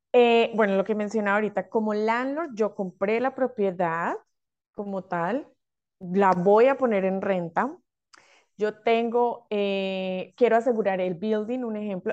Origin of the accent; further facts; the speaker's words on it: Colombia; moved away as an adult; now in Australia; soy de Colombia